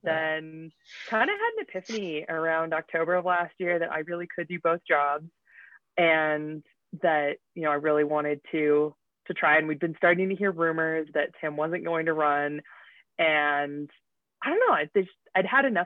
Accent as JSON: {"language": "English", "region": "Utah", "country": "United States", "tie": "born or raised there", "moved": "as an adult", "said": "I grew up here in Utah. And, went away for a little while, came back"}